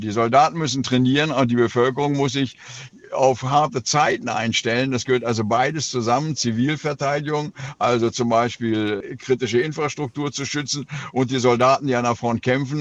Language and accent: German; Oldenburg, Lower Saxony, Germany; In meiner Heimatstadt Oldenburg